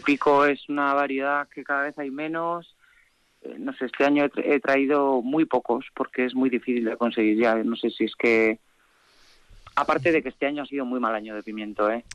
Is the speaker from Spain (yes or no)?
yes; Calahorra, La Rioja, Spain; moved away as an adult; also born or lived in Lodosa; now in Uzquiano, Spain; Yo soy de Calahorra y toda la vida en Lodosa